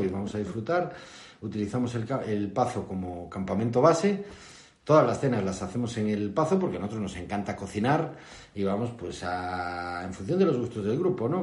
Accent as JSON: {"language": "Spanish", "town": "Lugo", "region": "Galicia", "country": "Spain", "also_born_or_lived": "Noya", "moved": "as an adult", "lives_now": "Noia, Spain", "said": "llegamos a Noya hace seis años, somos de Lugo"}